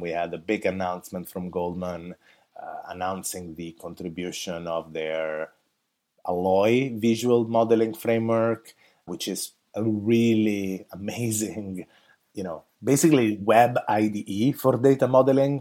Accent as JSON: {"language": "English", "country": "Italy", "moved": "yes", "lives_now": "San Francisco, United States", "said": "I actually come from Italy"}